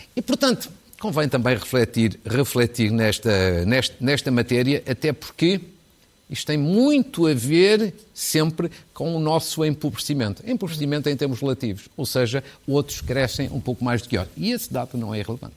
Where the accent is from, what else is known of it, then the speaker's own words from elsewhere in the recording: Fafe, Norte, Portugal; que é de Faf, da minha terra